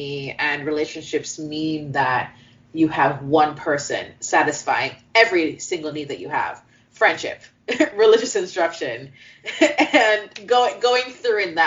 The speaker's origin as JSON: {"language": "English", "country": "Jamaica", "said": "we are Jamaican"}